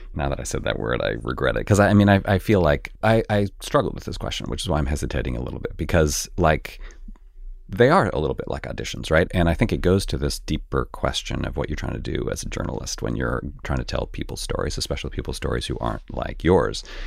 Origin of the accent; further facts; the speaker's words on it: Canada; moved away; I grew up in Canada where the class system is pretty different than it is here